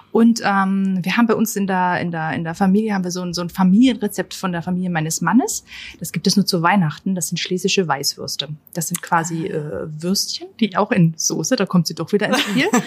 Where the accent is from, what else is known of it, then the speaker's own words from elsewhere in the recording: Upper Austria, Austria; da wo ich herkomme, also aus der Nähe von Linz, da spricht man ja fast so ein bisschen wie die Leute aus Bayern.